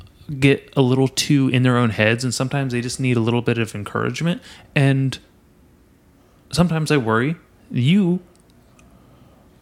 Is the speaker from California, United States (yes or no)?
yes; Nipomo, California, United States; I used to live in Napomo. I grew up in Napomo